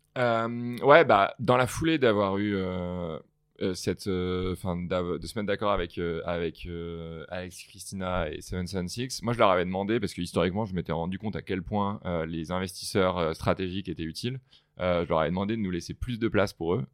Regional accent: France; moved away as an adult; now in United States; en tant que en tant que Français

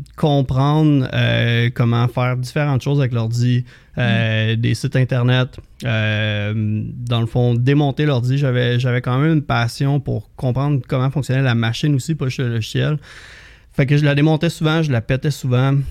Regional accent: Saint-Hippolyte, Quebec, Canada; je viens de Saint-Hippolyte, au lac Candelé. j'ai grandi, j'ai eu la chance de grandir sur le bord de l'eau

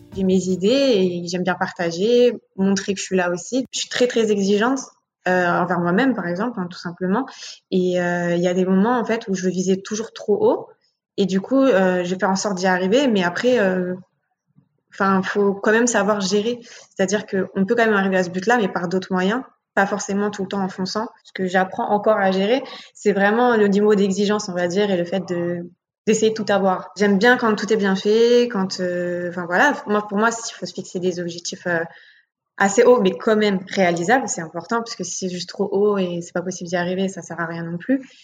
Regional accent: Paris, Île-de-France, France; J'ai grandi à Paris dans le 18e et je suis toujours encore actuellement

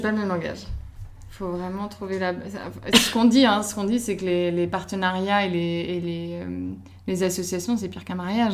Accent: Paris, Île-de-France, France; je suis belge, en soi je suis née à Paris, mais je suis belge euh, et j'ai toujours vécu à Paris

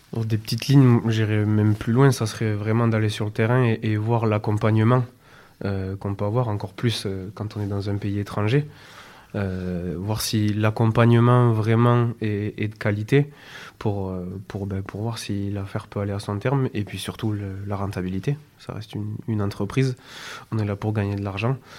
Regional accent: France; now in Barcelona, Spain; en tant que Français, on a la chance ici à Barcelone

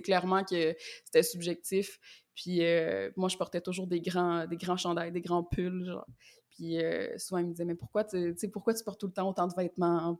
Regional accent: Quebec, Canada; also born or lived in Montreal; je suis québécoise, donc je viens du Québec et j'habite à Montréal

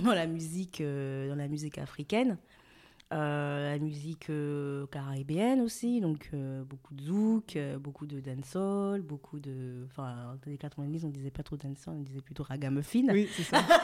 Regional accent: Cotonou, Littoral, Benin; moved away as an adult; also born or lived in Lille, France; now in France; Donc je suis née et j'ai grandi au Bénin, à Cotonou

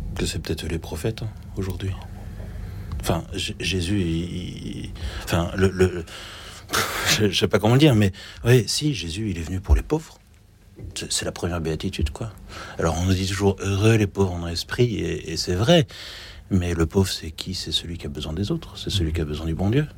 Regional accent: France; je suis français

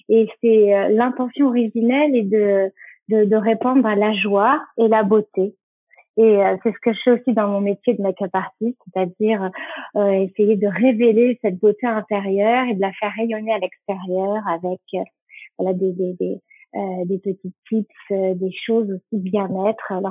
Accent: Nouvelle-Aquitaine, France; comme tu l'as dit, je viens du Pays Basque et ça a une signification. Et en basque, ça veut dire aller vers ce qui te fait du bien

